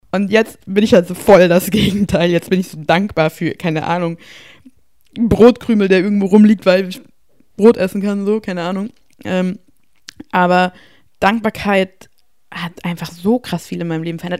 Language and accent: German; Bavaria, Germany; ich komme aus Bayern